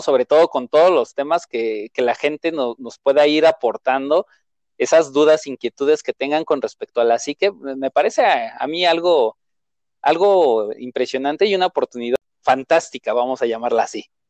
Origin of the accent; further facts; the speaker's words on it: Mexico City, Mexico; yo como tal nací en la Ciudad de México, he crecido en la Ciudad de México, he vivido en la Ciudad de México